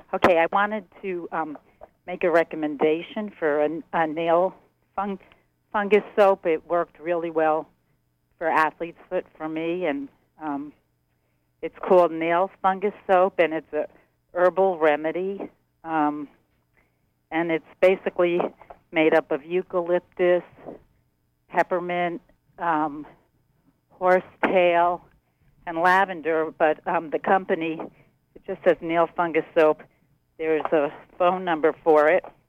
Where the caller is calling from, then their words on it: Monroe, Maine, United States; I was calling from Monroe